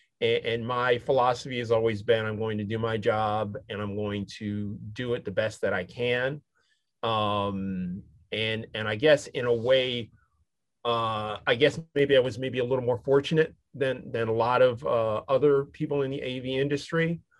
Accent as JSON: {"language": "English", "town": "Syracuse", "region": "New York", "country": "United States", "tie": "born or raised there", "said": "My dad was a minister, and I grew up in Syracuse, New York, and which is predominantly white, and pretty much rural except for the university that was, you know, Syracuse University there."}